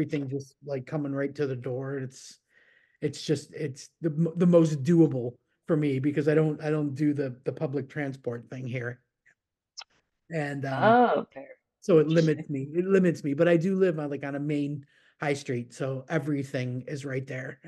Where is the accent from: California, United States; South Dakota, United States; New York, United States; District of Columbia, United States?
New York, United States; Buffalo; moved away; I grew up in Buffalo